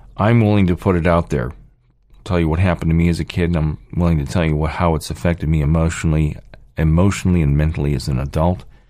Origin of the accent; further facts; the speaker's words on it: United States; I'm born here, here in, here in the United States